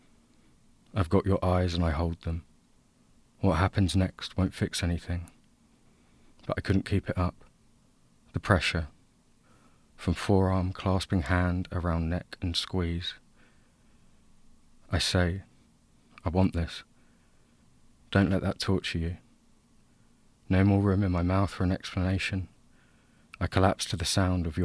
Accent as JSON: {"language": "English", "town": "Basildon", "region": "East of England", "country": "United Kingdom", "said": "We're both from Basildon"}